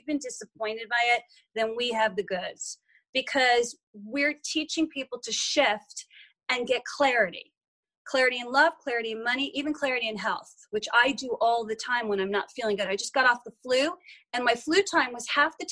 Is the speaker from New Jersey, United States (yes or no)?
yes; Short Hills, New Jersey, United States; now in Los Angeles, United States; I grew up in Short Hills, New Jersey, one of the wealthiest suburbs on the East Coast